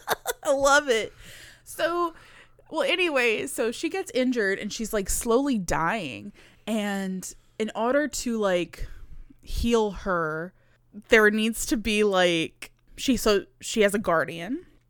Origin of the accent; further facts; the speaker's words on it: near Houma, Louisiana, United States; the movie theater closest to my hometown was, like, forty-five minutes away in Homa